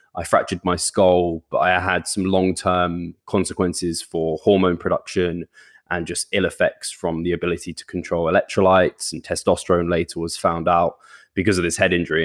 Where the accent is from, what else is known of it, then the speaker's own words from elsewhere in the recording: United Kingdom; now in London, United Kingdom; I've only ever lived, like, out, just outside of London with my parents.